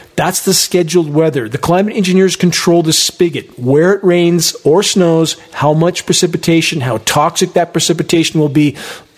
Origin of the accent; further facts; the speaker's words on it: San Gabriel Mountains, California, United States; moved away; I grew up with that in the San Gabriel Mountains. I lived at the foot of them